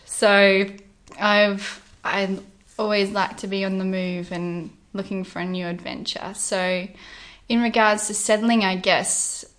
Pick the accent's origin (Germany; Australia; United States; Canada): Australia; Albany, Western Australia; It was a beautiful place to grow up. I was always near the water. So growing up down at Middleton Beach with surf club